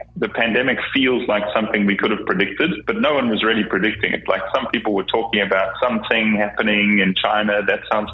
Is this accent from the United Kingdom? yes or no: no; South Africa; moved away as an adult; now in British Columbia, Canada; I'm originally from South Africa, kind of grew up there, schooled there, went to varsity there, actually started my first business there.